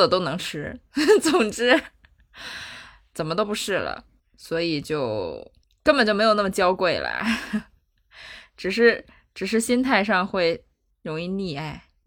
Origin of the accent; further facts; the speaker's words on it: China; 我们中国人在这种一些情况下的这些行为